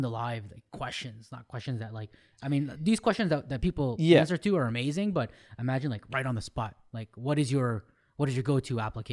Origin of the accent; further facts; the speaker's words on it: Ottawa, Ontario, Canada; we're from Ottawa.